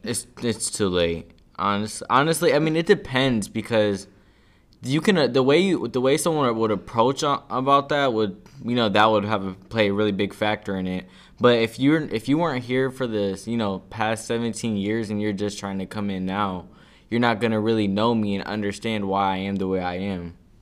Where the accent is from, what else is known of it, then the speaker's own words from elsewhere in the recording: Cleveland, Ohio, United States; I'm from, really from, like, all around of Cleveland, but, you know, growing up, I moved around over here, then I moved a, around over the, on the east side